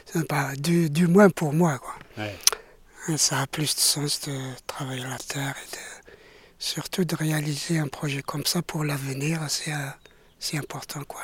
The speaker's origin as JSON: {"language": "French", "country": "Algeria", "also_born_or_lived": "Paris, France", "moved": "as an adult", "lives_now": "France", "said": "je suis euh, d'Algérie. Donc, je viens d'Algérie. J'ai quitté l'Algérie euh, en 2002 ah pour, m'installer en France. J'approchais la cinquantaine"}